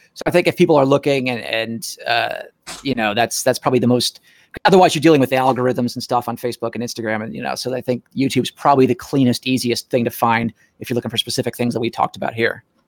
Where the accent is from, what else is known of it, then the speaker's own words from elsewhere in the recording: Nashville, Tennessee, United States; moved away; I'm from Nashville originally